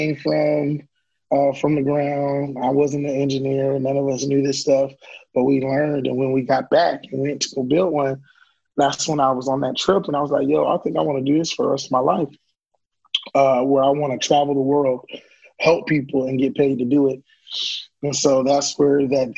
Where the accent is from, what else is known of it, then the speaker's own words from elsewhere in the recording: Orlando, Florida, United States; I'm born and raised in Mickey Mouse Country, Orlando, Florida